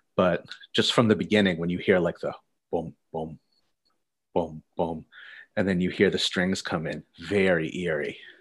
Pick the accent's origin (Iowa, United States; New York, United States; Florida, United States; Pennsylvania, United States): Pennsylvania, United States; I'm from Pennsylvania.